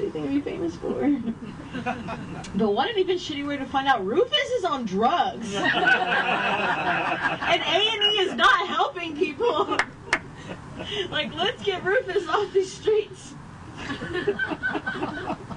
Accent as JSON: {"language": "English", "region": "Ohio", "country": "United States", "tie": "born or raised there", "moved": "yes", "said": "I grew up in Ohio."}